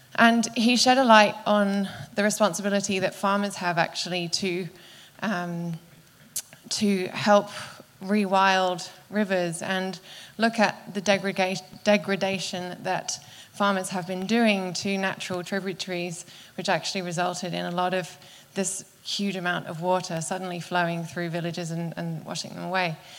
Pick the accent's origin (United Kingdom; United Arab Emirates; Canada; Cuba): United Kingdom; accent: UK; now in Australia